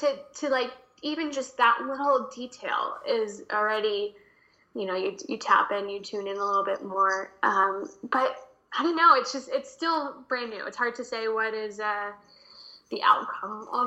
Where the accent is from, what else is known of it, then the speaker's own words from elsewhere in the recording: New Jersey, United States; moved away; also born or lived in New York City / Los Angeles; growing up in New Jersey